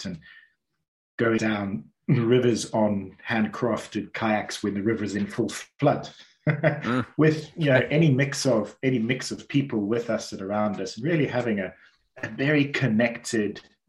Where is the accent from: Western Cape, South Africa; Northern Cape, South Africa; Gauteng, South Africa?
Western Cape, South Africa; Cape Town; born there; So I was born down in Cape Town, beautiful, beautiful part of South Africa, beautiful part of the world.